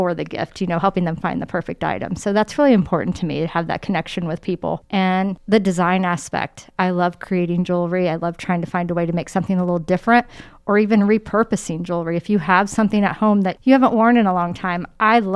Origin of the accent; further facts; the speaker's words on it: Muncie, Indiana, United States; moved away as an adult; now in Indianapolis, United States; it's my hometown